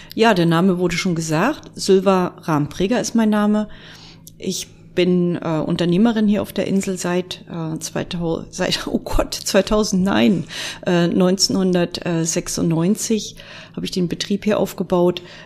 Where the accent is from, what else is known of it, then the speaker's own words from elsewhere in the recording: Mecklenburg-Vorpommern, Germany; bei uns in Mecklenburg-Vorpommern